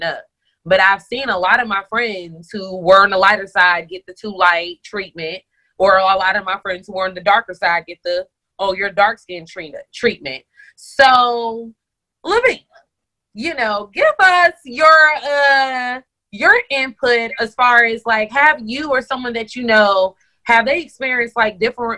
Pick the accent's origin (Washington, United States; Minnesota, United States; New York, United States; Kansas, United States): New York, United States; New York City; now in Georgia, United States; I'm originally from Bronx, New York